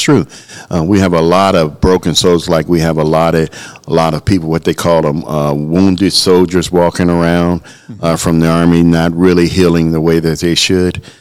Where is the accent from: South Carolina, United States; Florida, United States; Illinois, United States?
Illinois, United States; Chicago; I'm from the Chicagoland area